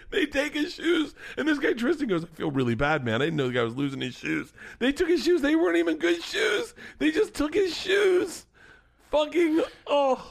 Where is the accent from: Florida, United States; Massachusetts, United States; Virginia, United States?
Florida, United States; growing up in Florida, there were al-, always compound bows or recurve bows around.